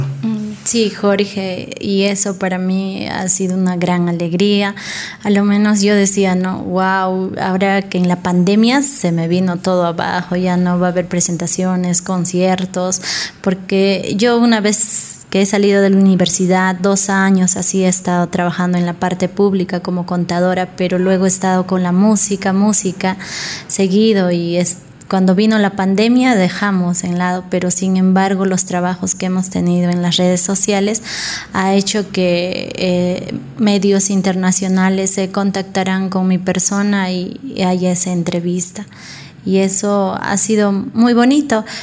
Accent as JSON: {"language": "Spanish", "region": "Ayacucho", "country": "Peru", "said": "soy de la cultura yacuchana, de la artesanía"}